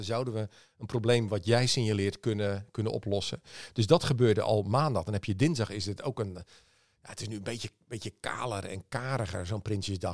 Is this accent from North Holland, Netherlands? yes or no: no; Leeuwarden, Friesland, Netherlands; ik ben opgegroeid in Leeuwarden